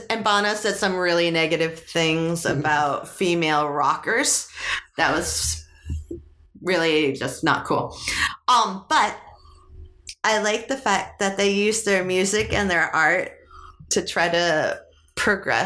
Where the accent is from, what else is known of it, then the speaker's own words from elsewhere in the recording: New England, United States; us New England people